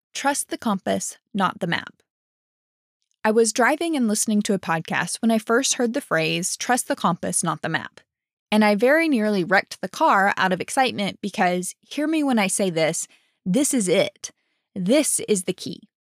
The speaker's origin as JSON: {"language": "English", "region": "Alabama", "country": "United States", "also_born_or_lived": "Dallas, Texas", "moved": "as an adult", "said": "I'm from Alabama"}